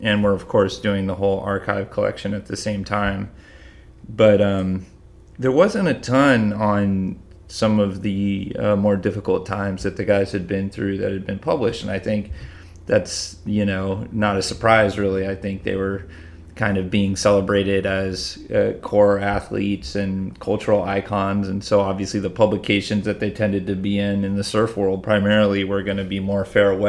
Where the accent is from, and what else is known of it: Massachusetts, United States; born or raised there